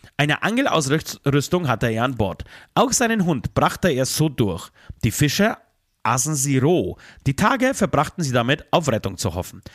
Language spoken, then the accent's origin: German; Poland; now in Germany; zu meinem Geburtsort, zu meinem Geburtshaus